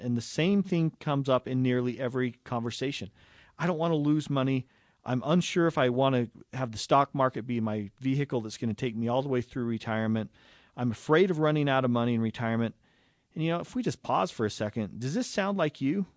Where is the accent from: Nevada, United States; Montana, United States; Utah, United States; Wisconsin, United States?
Utah, United States; right here in Utah, uh, growing up.